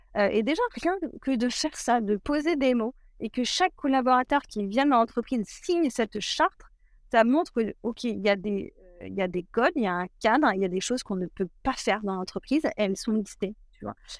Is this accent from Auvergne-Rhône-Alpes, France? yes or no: no; a small village near Cognac, Nouvelle-Aquitaine, France; je viens d'un tout petit village à côté de, Cognac, d'une famille plutôt rurale, donc grandie autour des vignes